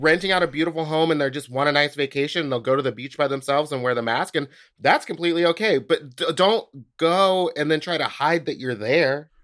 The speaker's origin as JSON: {"language": "English", "town": "Houston", "region": "Texas", "country": "United States", "moved": "yes", "said": "I'm from Houston"}